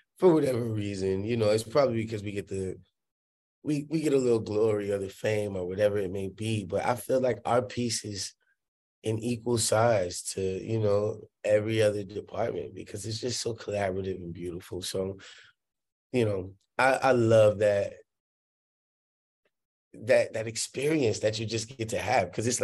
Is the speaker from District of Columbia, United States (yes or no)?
no; New Orleans, Louisiana, United States; moved away; I grew up in New Orleans